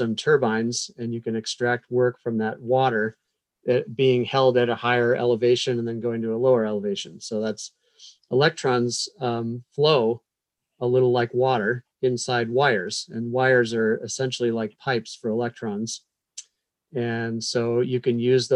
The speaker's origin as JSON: {"language": "English", "town": "Madison", "region": "Wisconsin", "country": "United States", "tie": "born or raised there", "also_born_or_lived": "Iowa / California / North Carolina / Virginia", "moved": "as an adult", "lives_now": "Blacksburg, United States", "said": "I grew up in Madison, Wisconsin, walking distance from the University of Wisconsin"}